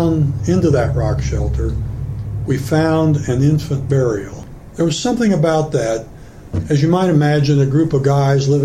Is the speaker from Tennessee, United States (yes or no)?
no; Topeka, Kansas, United States; also born or lived in Turkey; I was selected as an American Field Service exchange student from Topeka High School, summer of 1961